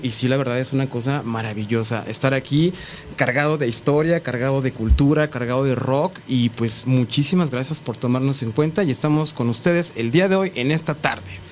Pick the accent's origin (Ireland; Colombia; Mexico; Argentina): Mexico; somos artistas mexicanos